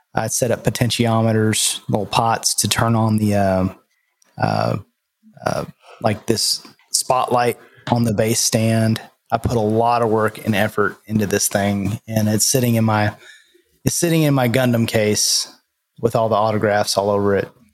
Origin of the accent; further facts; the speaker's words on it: Nashville, Tennessee, United States; I'm from Nashville